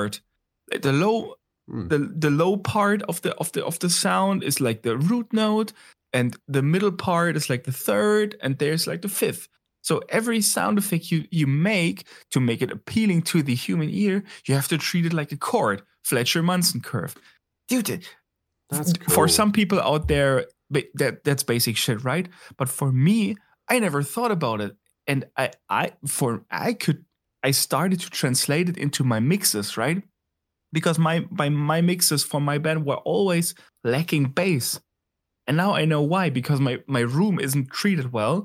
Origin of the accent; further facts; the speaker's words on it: Berlin, Germany; my home city, hometown this evening, talking about Berlin